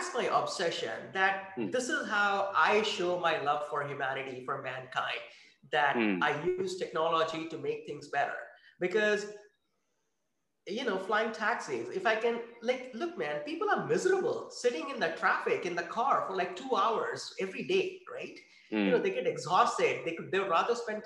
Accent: India; moved away as an adult; also born or lived in France; now in Redwood City, United States; I grew up in India

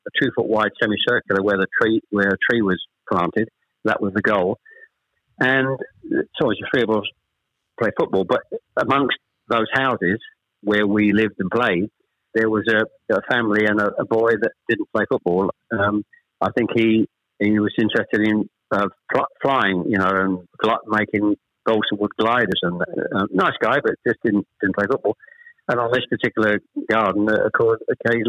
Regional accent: Chelmsford, East of England, United Kingdom; also born or lived in Ashton-under-Lyne, Greater Manchester; We actually moved south from Manchester. I was born in Ashton-under-Lyne. We actually moved south to Chelmsford when I was probably, I was the eldest of three

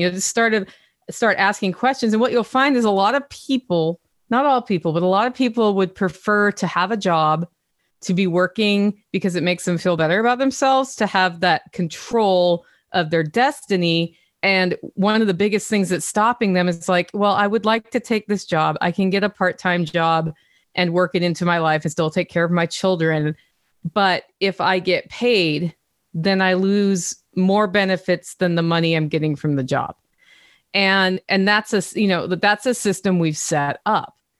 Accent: Oregon, United States; also born or lived in Europe; now in Tennessee, United States; I'm from Oregon

